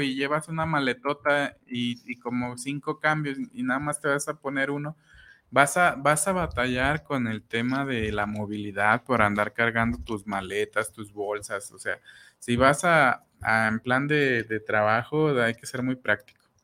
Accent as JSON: {"language": "Spanish", "town": "Huixquilucan", "region": "State of Mexico", "country": "Mexico", "said": "yo de Whisky Lucan"}